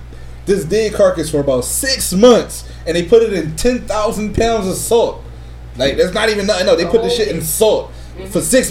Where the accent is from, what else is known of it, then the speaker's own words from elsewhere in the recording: Philadelphia, Pennsylvania, United States; My pronunciation crazy. I'm from Philly.